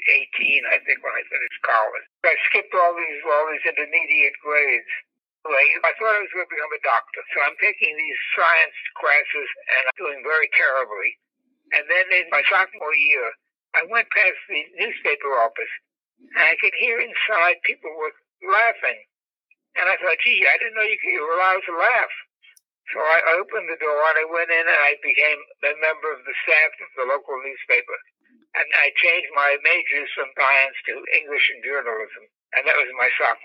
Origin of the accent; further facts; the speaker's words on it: New York City, New York, United States; also born or lived in Manhattan, New York; when we were 4 years old, we moved across the Harlem River from Manhattan into the Bronx